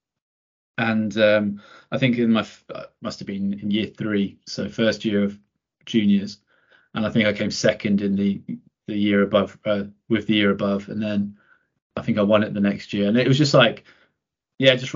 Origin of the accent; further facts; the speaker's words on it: Croydon, London, United Kingdom; I grew up in Thornton Heath.